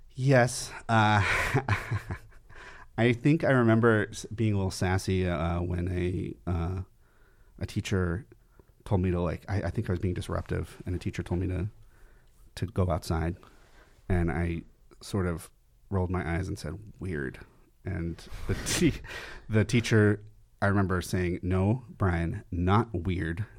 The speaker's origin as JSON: {"language": "English", "town": "Camarillo", "region": "California", "country": "United States", "tie": "born or raised there", "said": "I grew up in Camarillo, California, which is about an hour north of here"}